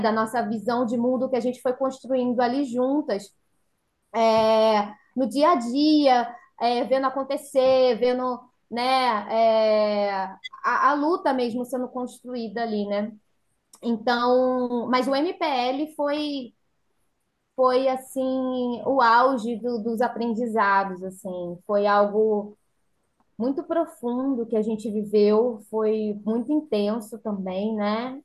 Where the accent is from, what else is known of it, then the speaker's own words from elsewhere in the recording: São Pedro da Aldeia, Rio de Janeiro, Brazil; moved away as an adult; also born or lived in São José dos Campos; now in São Pedro da Aldeia, Brazil; eu e minha irmã somos nascidas aqui em São Pedro da Aldeia, né? E criadas, somos nascidas e criadas